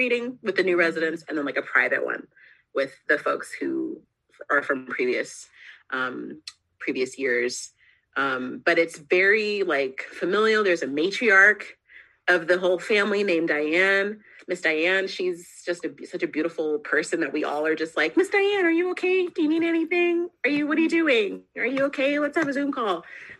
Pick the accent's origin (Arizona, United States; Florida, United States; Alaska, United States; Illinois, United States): Alaska, United States; also born or lived in California / Germany / Ohio / Texas; I was born in California. We moved to Germany. I was raised in Alaska for a very long time. We moved to Ohio and then we moved to Texas.